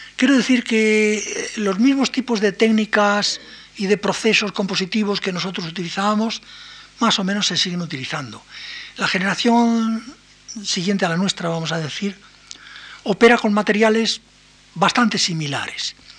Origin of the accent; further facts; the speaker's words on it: Spain; nosotros somos españoles